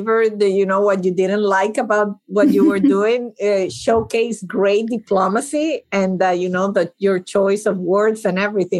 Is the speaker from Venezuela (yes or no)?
yes; Venezuela; moved away; I grew up in Venezuela